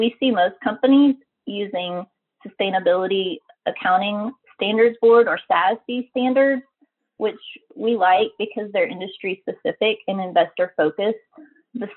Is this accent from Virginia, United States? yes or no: no; Oklahoma, United States; I grew up in Oklahoma, where we have a lot of oil and gas in our state.